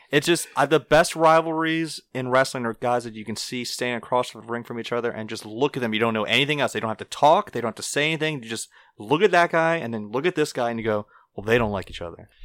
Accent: North Shore, Louisiana, United States; we're from the North Shore

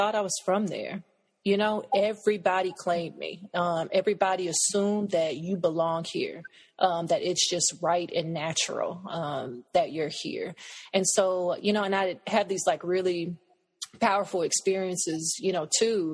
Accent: United States; also born or lived in Cameroon; I was from the States.

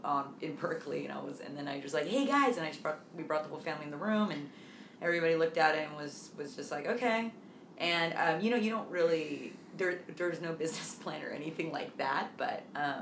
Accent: Dublin, Leinster, Ireland; especially growing up in Dublin, you know, like, you know, I mean, we had our good group of friends

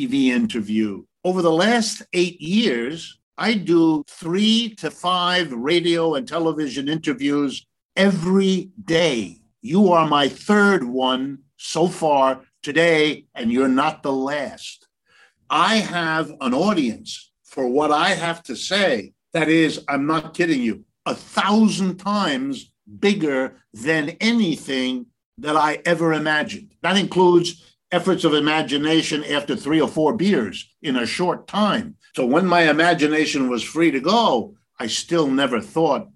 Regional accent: Ohio, United States; I was born in Ohio, right in the middle of the United States. I grew up going to public school.

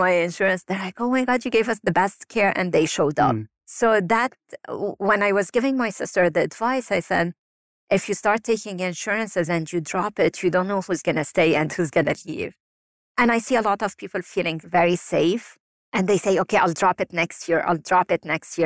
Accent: Lebanon; moved away; growing up in Lebanon and living through wars and being displaced so many times

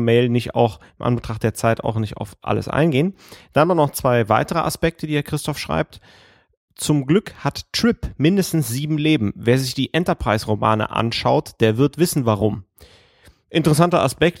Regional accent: Erkelenz, North Rhine-Westphalia, Germany; moved away; wo Erkelenz doch mein Geburtsort ist

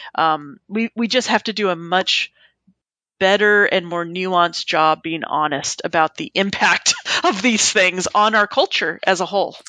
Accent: Southern California, United States; now in East Coast, United States; I grew up in Southern California, so I grew up going to Disneyland. And now that I live on the East Coast

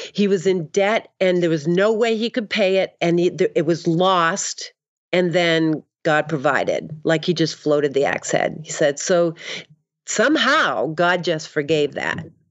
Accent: Boston, Massachusetts, United States; moved away; also born or lived in Maine; I'm from the Northeast

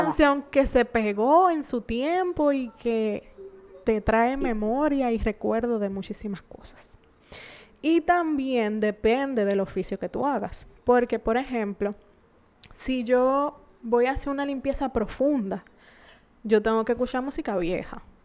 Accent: San Pedro de Macorís, Dominican Republic; yo soy de San Pedro también.

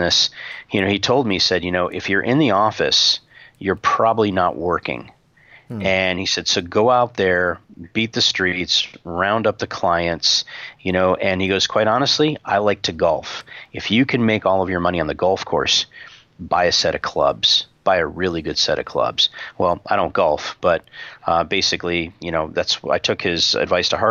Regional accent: Tucson, Arizona, United States; when I got back to Tucson, my hometown

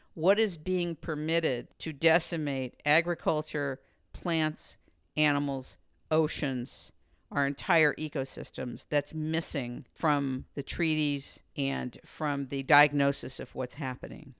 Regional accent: United States; I'm an American, I'm a woman

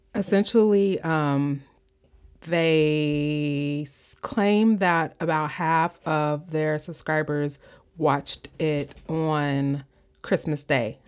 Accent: Midwest, United States; accent: Midwestern; my Midwestern accent

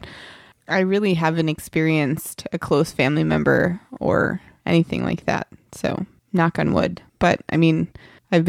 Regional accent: New Jersey, United States; I'm from New Jersey

